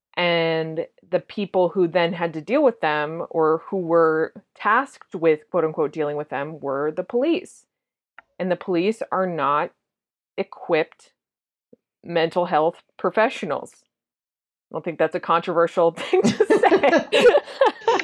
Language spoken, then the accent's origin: English; Massachusetts, United States; I'm from Massachusetts.